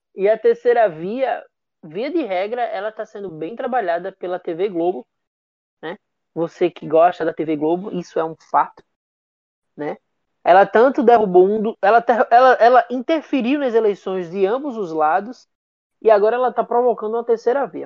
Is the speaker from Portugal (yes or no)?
no; Northeast Brazil, Brazil; also born or lived in Recife; A gente é nordestino